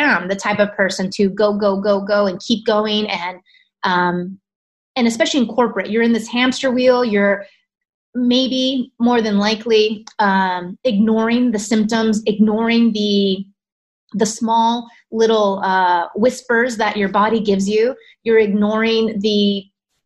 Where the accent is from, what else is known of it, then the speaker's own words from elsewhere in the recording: California, United States; I'm originally from California, so I saw doctors in California